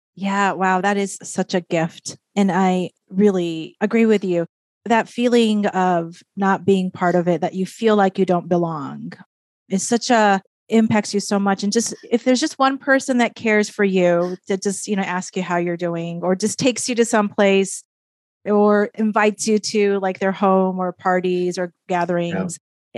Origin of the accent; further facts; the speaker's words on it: Japan; moved away as an adult; also born or lived in Minnesota; now in United States; growing up in Japan, in my case, growing up in Japan, coming to the United States